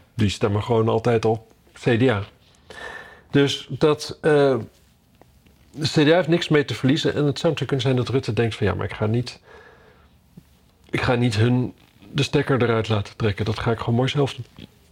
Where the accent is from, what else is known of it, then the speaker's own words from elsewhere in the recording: Drenthe, Netherlands; Ik kom uit Drenthe